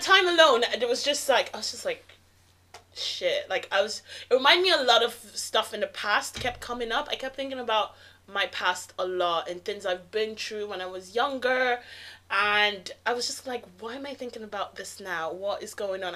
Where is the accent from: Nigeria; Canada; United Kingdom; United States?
Nigeria; I'm Nigerian